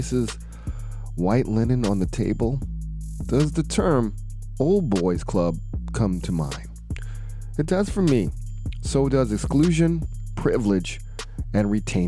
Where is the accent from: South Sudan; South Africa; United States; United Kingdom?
United States; Atlanta, Georgia; my hometown of Atlanta, Georgia